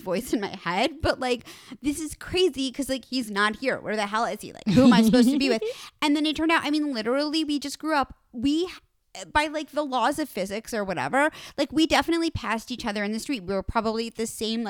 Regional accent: New York City, New York, United States; moved away; I'm from New York City

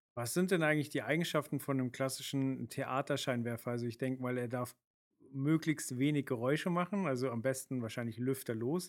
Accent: Hamburg, Germany; als Hamburger

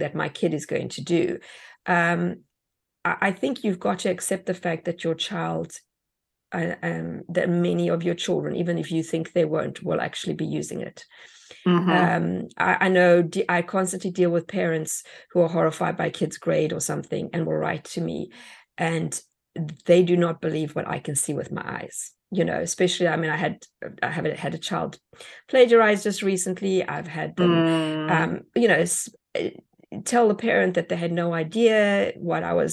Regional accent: South Africa; moved away; Being an immigrant myself, I mean, even the way we spell words in South Africa is different to the way you spell words here.

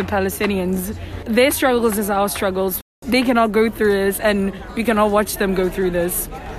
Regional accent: South Africa; from South Africa as well.

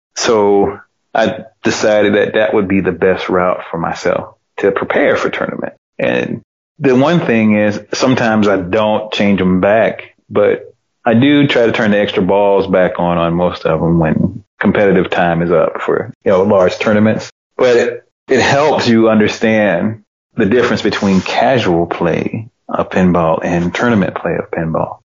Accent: Georgia, United States; also born or lived in Knoxville, Tennessee; It's my home state, and I made a lot of good friends here

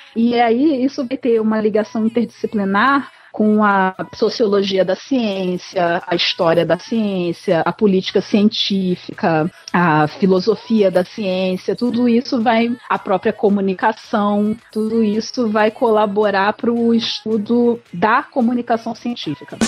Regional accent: Rio de Janeiro, Brazil; eu sou aqui do Rio de Janeiro

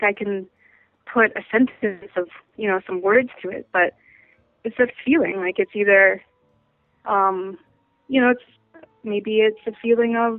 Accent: Vancouver, British Columbia, Canada; moved away as an adult; now in New York, United States; I'm from Vancouver, Canada, and in Canada we have something called the Royal Conservatory of Music

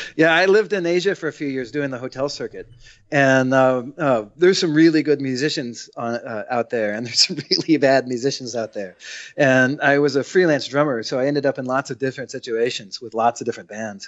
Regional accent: United States; I'm the only American playing the American music

